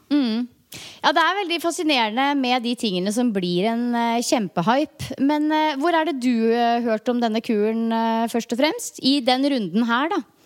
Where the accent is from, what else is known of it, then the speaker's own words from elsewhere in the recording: Norway; hjemme i Norge